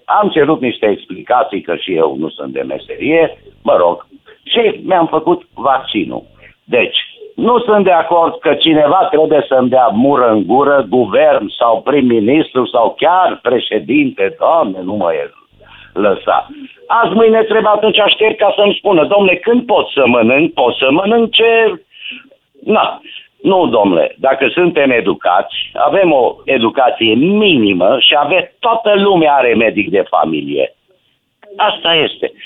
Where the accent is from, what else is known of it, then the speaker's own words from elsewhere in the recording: Romania; eu sunt român